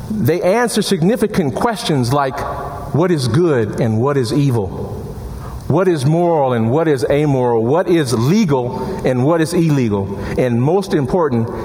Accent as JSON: {"language": "English", "town": "Chicago", "region": "Illinois", "country": "United States", "tie": "born or raised there", "moved": "yes", "lives_now": "Madison, United States", "said": "my hometown of Chicago"}